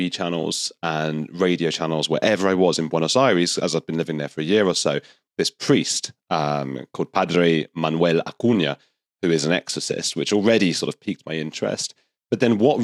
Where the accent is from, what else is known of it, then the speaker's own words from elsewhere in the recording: United Kingdom; also born or lived in Argentina; I'm British